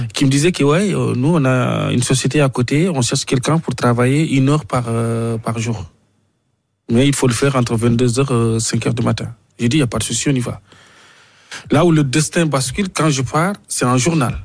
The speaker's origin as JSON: {"language": "French", "country": "Mauritania", "moved": "as an adult", "lives_now": "France", "said": "je venais de la Mauritanie"}